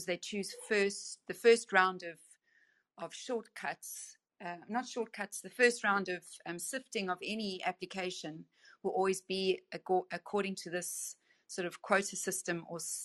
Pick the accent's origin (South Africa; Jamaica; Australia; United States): South Africa; accent: South African; moved away as an adult; also born or lived in United Kingdom; So you can hear from my accent that I am South African. And although I lived in the UK for a long time, I'm back in South Africa now.